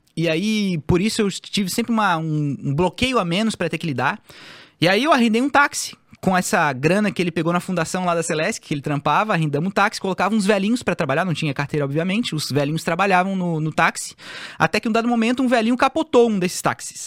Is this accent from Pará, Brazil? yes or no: no; Florianópolis, Santa Catarina, Brazil; eu sou o manezinho da ilha